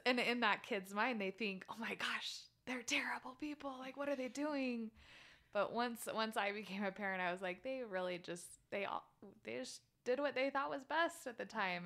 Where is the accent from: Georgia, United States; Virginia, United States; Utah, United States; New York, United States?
Utah, United States; Orem; moved away as an adult; now in Phoenix, United States; I was born and raised in Orem, Utah